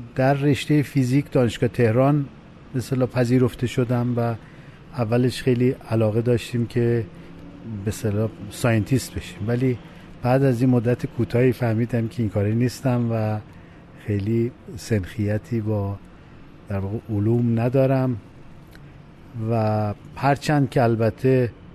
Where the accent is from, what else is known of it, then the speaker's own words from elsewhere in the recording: Khorramabad, Lorestan, Iran; moved away as an adult; also born or lived in Tehran; تمام دوران تحصیلات ابتدایی راهنمایی و دبیرستان هم, هم در همون استان لرستان و در شهر خرم آباد بود